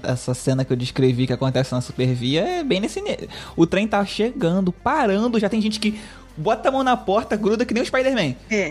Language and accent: Portuguese; Rio de Janeiro, Brazil; eu sou, eu sou do Rio